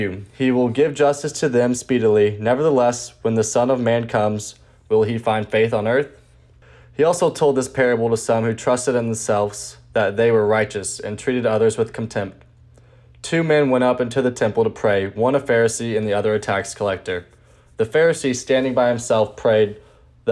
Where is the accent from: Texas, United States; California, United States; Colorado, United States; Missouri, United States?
Missouri, United States; St. Louis; I'm a senior from St. Louis.